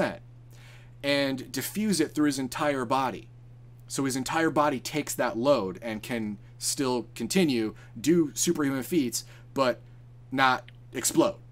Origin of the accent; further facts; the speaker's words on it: United States; I'm just American. I'm America.